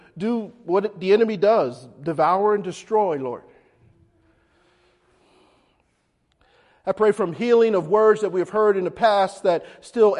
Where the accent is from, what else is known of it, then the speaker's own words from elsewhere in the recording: Philadelphia, Pennsylvania, United States; when I was growing up in North Philly